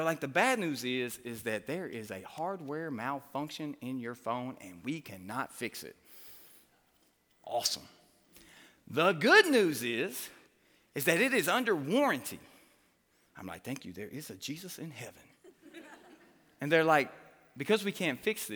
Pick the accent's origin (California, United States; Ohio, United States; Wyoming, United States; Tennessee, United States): Tennessee, United States; Hartsville; I'm from Hartsville, Tennessee. You know, we don't really have a lot in Hartsville, Tennessee.